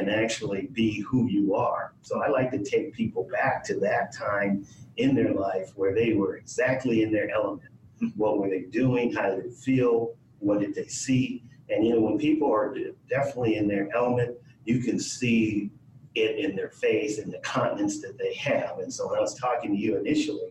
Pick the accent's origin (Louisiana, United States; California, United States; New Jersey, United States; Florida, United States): California, United States; Los Angeles; also born or lived in Oregon; I grew up in South Central Los Angeles